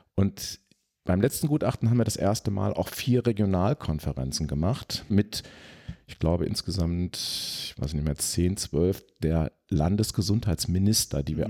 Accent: Sauerland, North Rhine-Westphalia, Germany; ins Sauerland, wo ich aufgewachsen bin

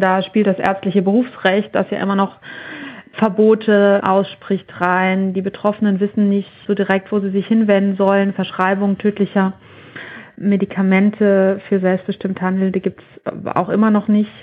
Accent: Germany; bei uns in Deutschland

